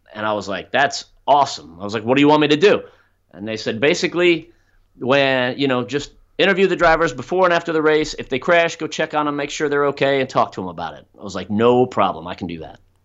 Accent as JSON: {"language": "English", "region": "South Florida", "country": "United States", "tie": "born or raised there", "also_born_or_lived": "Orlando, Florida", "said": "I grew up down in South Florida, which is in the southeastern"}